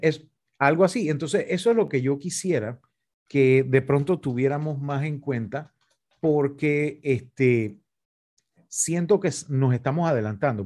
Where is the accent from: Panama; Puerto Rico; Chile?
Panama; nos afecta como panameños